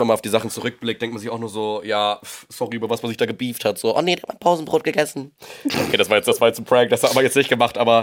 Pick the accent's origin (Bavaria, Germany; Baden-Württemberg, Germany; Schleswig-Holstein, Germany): Schleswig-Holstein, Germany; Husum; moved away as an adult; also born or lived in Los Angeles; now in Hamburg, Germany; ich komme eigentlich ursprünglich aus Husum, bin jetzt nach Hamburg gezogen wegen meiner Ausbildung damals